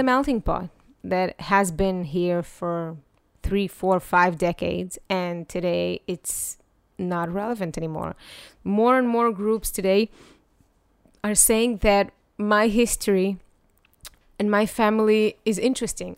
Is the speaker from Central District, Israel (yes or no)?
yes; Netanya, Central District, Israel; also born or lived in Ukraine; I grew up in Netanya